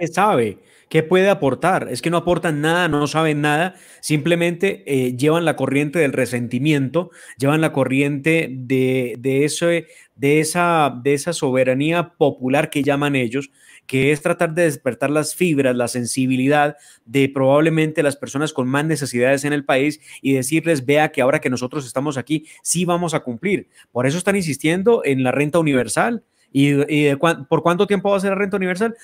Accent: Colombia

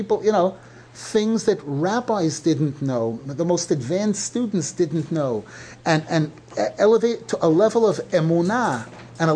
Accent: New York City, New York, United States; growing up in Brooklyn

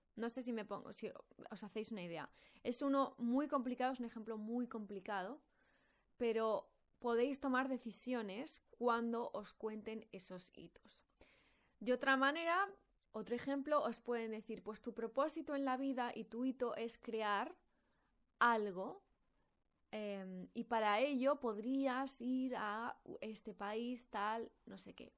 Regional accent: Valladolid, Castile and León, Spain; moved away as an adult; also born or lived in Madrid / London / Bali; yo me he criado en Valladolid

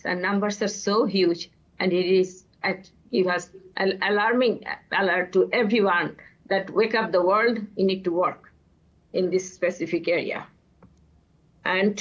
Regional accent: Bangladesh; I'm from Bangladesh

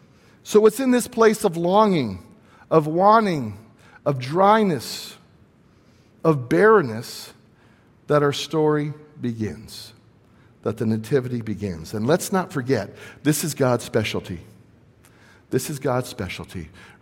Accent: Southern California, United States; I grew up in Southern California. I grew up about 10 minutes from Disneyland

